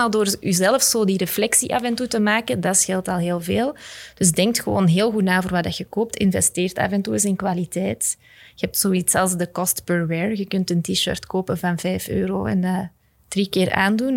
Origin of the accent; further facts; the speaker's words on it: Belgium; als Belgen